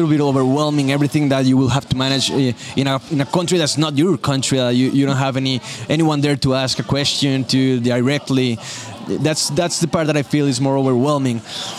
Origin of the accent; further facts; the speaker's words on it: Colombia; English is a second language; Like, I'm from Colombia, Wyoming.